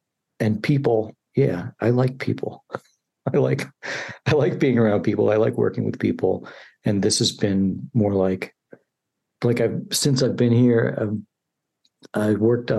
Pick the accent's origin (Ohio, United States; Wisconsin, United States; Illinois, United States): Illinois, United States; Chicago; I'm from Chicago, yeah.